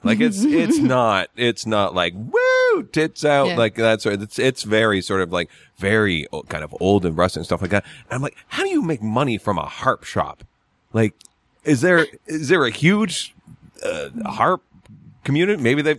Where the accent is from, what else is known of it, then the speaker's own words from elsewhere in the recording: New York, United States; from New York.